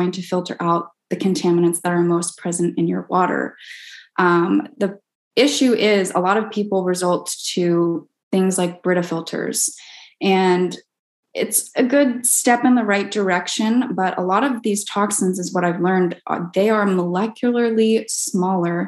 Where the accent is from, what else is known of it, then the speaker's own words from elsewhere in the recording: Oregon, United States; also born or lived in Texas; now in Laguna Beach, United States; I grew up in Oregon most of my life